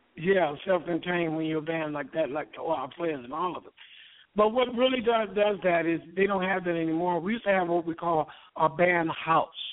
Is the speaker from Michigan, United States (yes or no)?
yes; Muskegon, Michigan, United States; also born or lived in Detroit; We come from Muskegon, Michigan, singing gospel